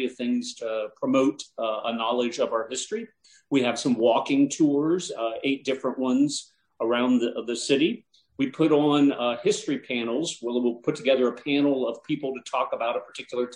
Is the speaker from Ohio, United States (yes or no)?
yes; Ohio, United States; moved away; I'm originally from Ohio